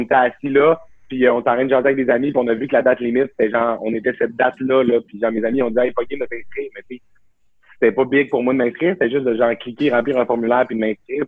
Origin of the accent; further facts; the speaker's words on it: Saguenay, Quebec, Canada; moved away as an adult; also born or lived in Jonquière; now in Montreal, Canada; je viens du Saguenay. Là, mes parents habitent à 10 minutes, à, genre en auto du cégep